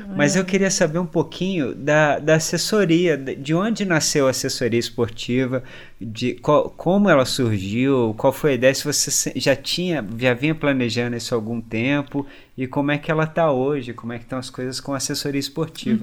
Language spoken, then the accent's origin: Portuguese; Brazil; A gente, como brasileiro